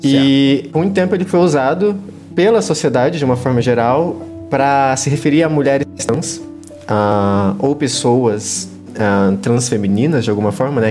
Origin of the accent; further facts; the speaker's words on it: Minas Gerais, Brazil; eu sou de Minas Gerais